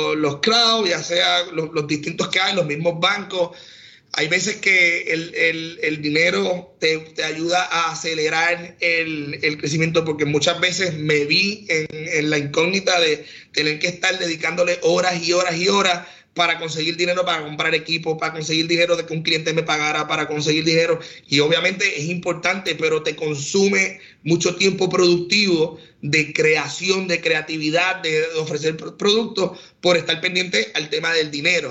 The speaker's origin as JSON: {"language": "Spanish", "town": "San Juan", "country": "Puerto Rico", "tie": "born or raised there", "said": "mi raíz es, el campo, aunque me crié en San Juan"}